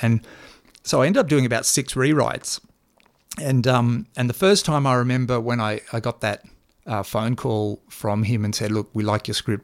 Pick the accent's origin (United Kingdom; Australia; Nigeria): Australia; Toowoomba, Queensland; we, we grew up in Toowoomba